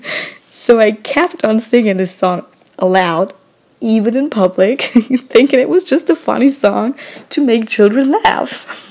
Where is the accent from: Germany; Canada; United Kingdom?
Germany; English is a second language; moved away as an adult; now in United States; I'm originally from Germany, but I'm currently living in the US as an au pair